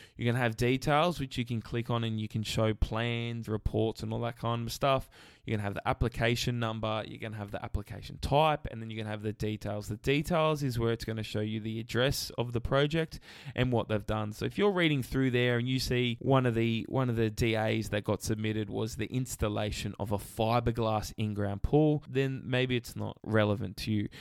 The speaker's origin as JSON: {"language": "English", "town": "Camden", "region": "New South Wales", "country": "Australia", "tie": "born or raised there", "said": "I grew up in Camden"}